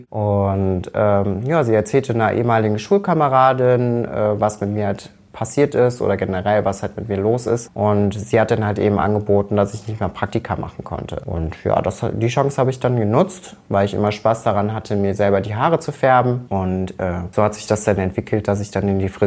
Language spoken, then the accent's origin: German; Rommerskirchen, North Rhine-Westphalia, Germany; Ich komme aus dem direkten Umkreis, aus einer kleinen Gemeinde namens Rommerskirchen. Und Rommerskirchen liegt in, genau in der Mitte zwischen Köln und München-Gladbach.